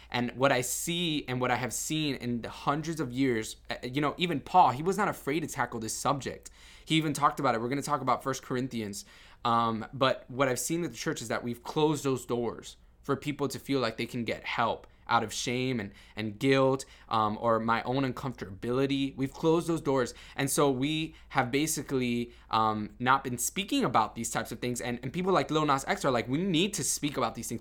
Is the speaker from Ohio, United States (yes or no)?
no; Miami, Florida, United States; I grew up in Miami and it was all about, you know, macho Cubanism